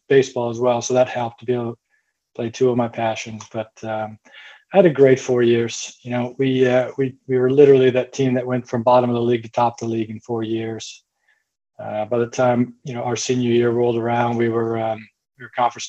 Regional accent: Midland, Michigan, United States; moved away; I grew up in Michigan, good sized town in sort of middle Michigan called Midland, Michigan.

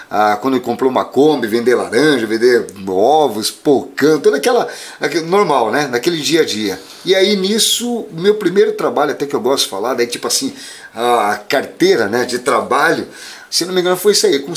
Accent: São João do Ivaí, Paraná, Brazil; now in Cascavel, Brazil; sou aqui de Cascacine, não nasci em Cascavel, nasci em São João do Ivaí ali. Né, cidadezinha pequena

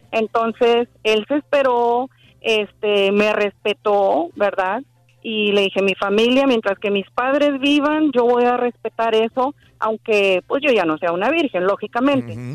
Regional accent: Mexico; moved away as an adult; now in United States; yo soy de México, pero pues ya tengo muchos años acá, tengo 23 años en Estados Unidos

